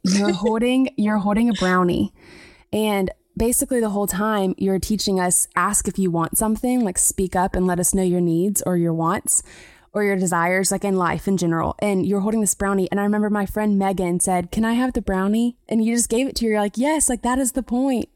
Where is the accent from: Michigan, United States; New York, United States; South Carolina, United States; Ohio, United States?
South Carolina, United States; I grew up in South Carolina